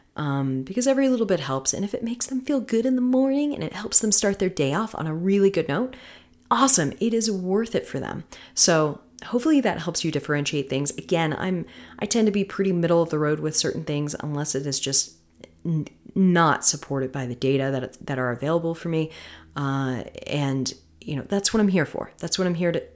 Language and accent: English; Florida, United States; I'm from Florida